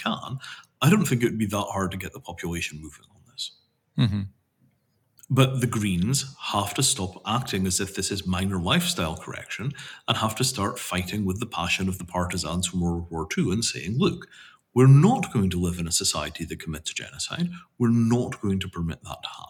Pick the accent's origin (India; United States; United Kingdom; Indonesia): India; as an Indian